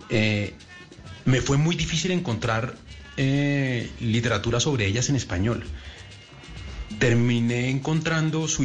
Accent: Uruguay; now in Colombia; en Colombia vivo mucho tiempo, la gente me quiere, pero yo sigo siendo un extranjero en Colombia, por mi acento, por, mi historia y tal. Pero cuando vuelvo a Uruguay, ya no conozco a nadie, ya no están mis amigos, ya no está mi calle, ya no está mi barrio.

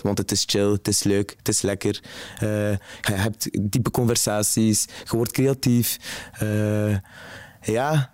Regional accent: Zottegem, Flanders, Belgium; now in Ghent, Belgium; Ik ben afkomstig van Zottegem

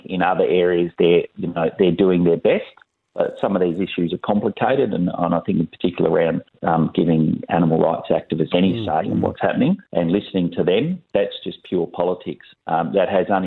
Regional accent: Western Australia, Australia; I'm from West Australia

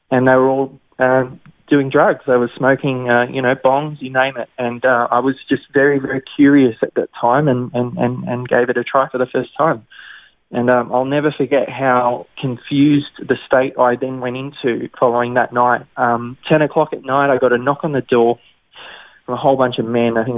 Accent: Sutherland Shire, New South Wales, Australia; born and raised in the Sutherland Shire.

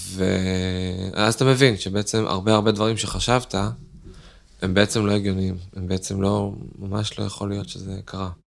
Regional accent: Netanya, Central District, Israel; אני מנתניה

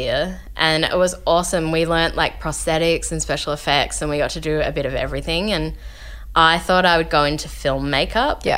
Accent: Melbourne, Victoria, Australia; moved away as an adult; now in Los Angeles, United States; I grew up in Caulfield South in Melbourne

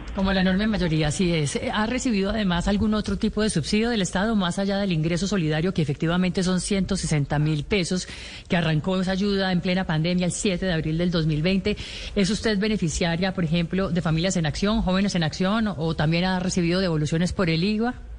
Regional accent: Colombia; yo como colombiana, como una mujer empobrecida de este país

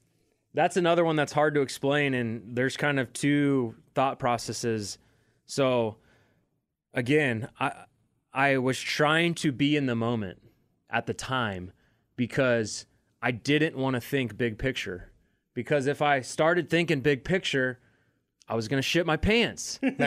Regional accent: Kansas City, Missouri, United States; You know, I'm we're all from Kansas City. We know what it's like.

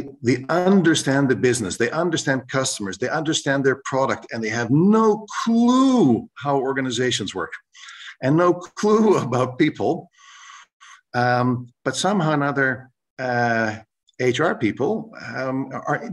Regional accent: Canada; first language English; moved away as an adult; now in Rotterdam, Netherlands; I'm a Canadian by origin who went abroad to study, and I'm still living in Rotterdam

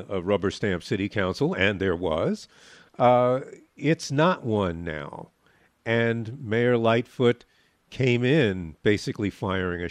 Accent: New York, United States; now in Chicago, United States; I grew up in New York

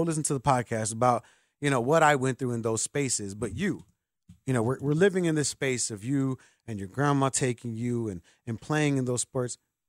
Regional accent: Chicago, Illinois, United States; I'm a city boy. You know I'm born and raised in Chicago

